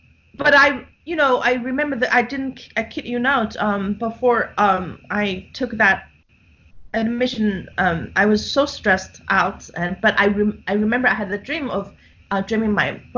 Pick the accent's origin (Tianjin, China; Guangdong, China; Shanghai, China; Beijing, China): Shanghai, China; now in New York City, United States; I'm born and raised in Shanghai